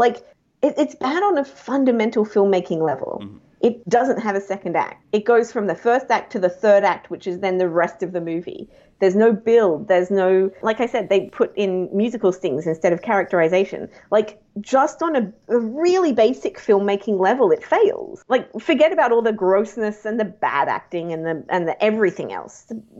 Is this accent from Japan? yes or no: yes; Japan; also born or lived in South Korea; now in Australia; I grew up in Japan and Korea. My dad is a diplomat, and I first moved to Yokohama in Japan when I was 3 months old and lived in Yokohama for 3 years, then Tokyo for two